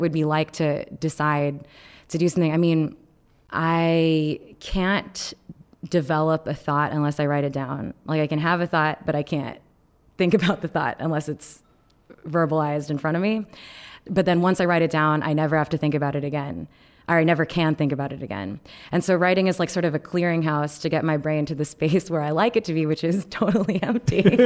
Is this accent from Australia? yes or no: no; Texas, United States; I grew up in Texas, um, in a ninety-eight percent white